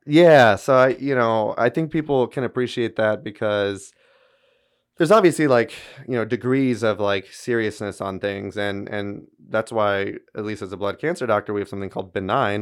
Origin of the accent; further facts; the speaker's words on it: Baton Rouge, Louisiana, United States; also born or lived in Shreveport; came back down to my hometown in Baton Rouge, uh, where I grew up and went to L S U